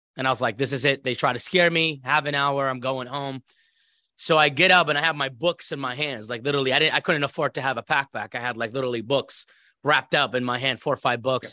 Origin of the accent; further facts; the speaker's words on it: Iraq; moved away as an adult; now in United States; growing up in Iraq